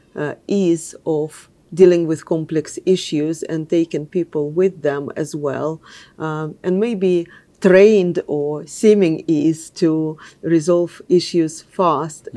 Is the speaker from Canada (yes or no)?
no; Moscow, Russia; English is a second language; moved away as an adult; also born or lived in London; I grew up in Russia